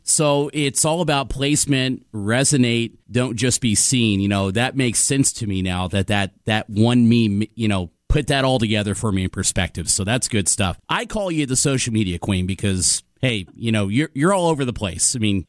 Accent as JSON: {"language": "English", "region": "Midwest", "country": "United States", "moved": "as an adult", "said": "you know how we are from the Midwest."}